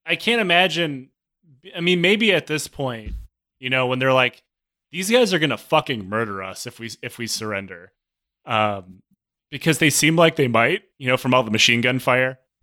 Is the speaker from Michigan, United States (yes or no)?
yes; Michigan, United States; I'm from Michigan.